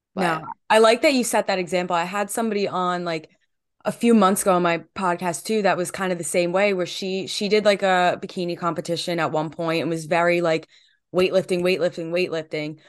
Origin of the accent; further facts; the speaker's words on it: New Jersey, United States; I'm from New Jersey and an hour away yeah. from New York City